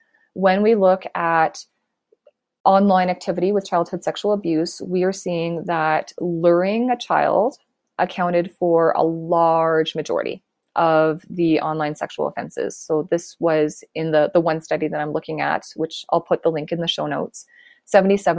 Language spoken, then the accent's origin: English; Canada; So I am Canadian